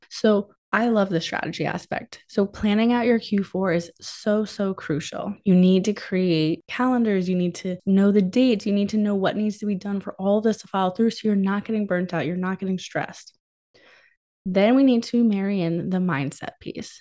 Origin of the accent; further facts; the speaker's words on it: New England, United States; I'm from New England